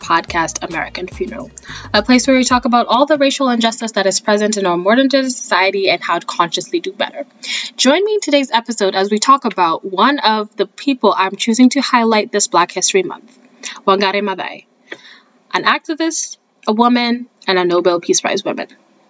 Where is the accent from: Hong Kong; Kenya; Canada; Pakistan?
Kenya; moved away; I grew up in Kenya. I was born and raised there. I am Kenyan to the bone.